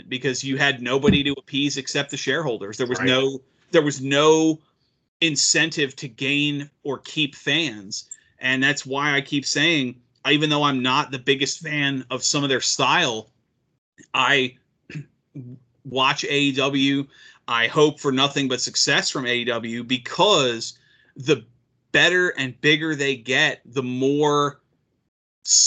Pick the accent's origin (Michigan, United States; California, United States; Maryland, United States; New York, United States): Maryland, United States; growing up in Maryland